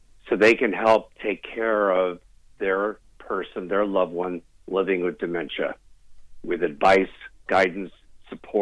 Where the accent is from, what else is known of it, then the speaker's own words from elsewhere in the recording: Hartford, Connecticut, United States; also born or lived in Boston, Massachusetts; now in Tualatin, United States; I still say I am a New Englander because I was raised in the Hartford area